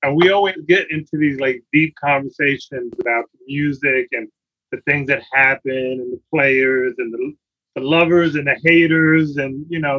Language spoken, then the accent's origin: English; New York City, New York, United States; I grew up in the Bronx in the boogie down in the projects